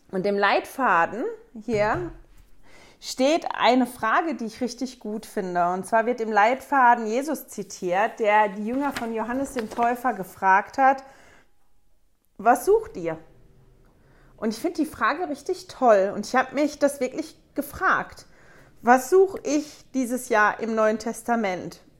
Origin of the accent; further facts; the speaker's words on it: Germany; now in Switzerland; ich komme ursprünglich aus Deutschland, lebe aber mit meiner Familie seit 17 Jahren jetzt in der Schweiz